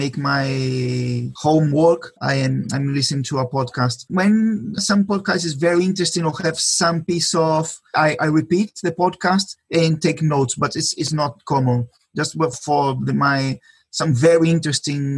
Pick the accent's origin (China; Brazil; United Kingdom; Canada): Brazil; first language Portuguese; English is a second language; moved away as an adult; now in Spain; Yes, I am Brazilian. I was born in Brazil, but I've been living in Spain for 20 years.